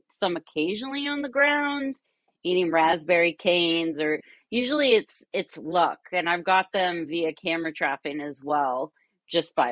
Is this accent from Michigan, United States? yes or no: no; Kentucky, United States; also born or lived in Brooklyn, New York; now in Catskills, United States; I'm originally from Kentucky, so I grew up in nature.